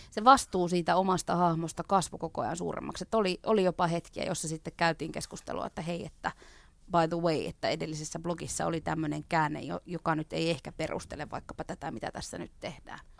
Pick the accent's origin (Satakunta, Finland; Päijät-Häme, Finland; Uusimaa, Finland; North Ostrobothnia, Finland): North Ostrobothnia, Finland; Oulu; moved away; kun mä Oulusta kotoisin